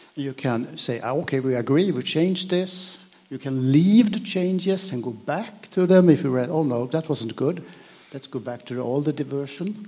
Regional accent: Sweden; English is a second language; I'm Swedish, though I'm speaking English now.

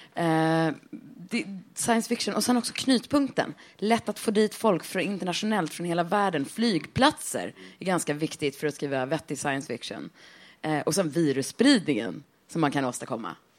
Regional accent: Stockholm, Stockholm County, Sweden; moved away as an adult; min från Stockholm är att jag är uppväxt här

